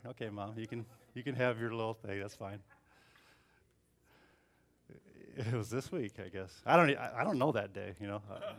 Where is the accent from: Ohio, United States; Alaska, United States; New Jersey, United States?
Ohio, United States; Bellevue; So we moved to Toledo. And we grew up in Bellevue, so it was about an hour from Toledo.